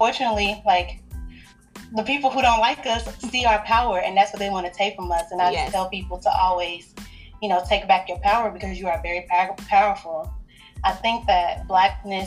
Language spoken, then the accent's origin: English; Kansas City, Missouri, United States; I grew up in Kansas City, Missouri, and I went to African-centered schools my whole life